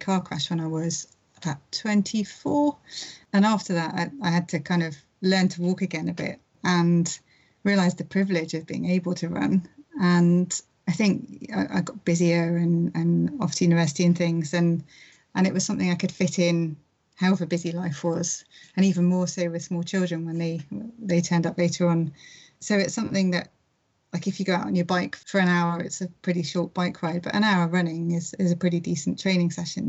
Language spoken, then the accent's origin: English; London, United Kingdom; I grew up in London